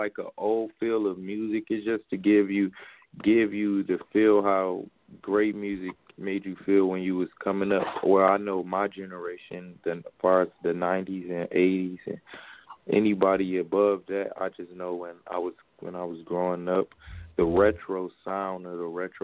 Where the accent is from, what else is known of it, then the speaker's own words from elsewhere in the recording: Atlanta, Georgia, United States; also born or lived in Detroit; I was born in Detroit, but I was raised in Atlanta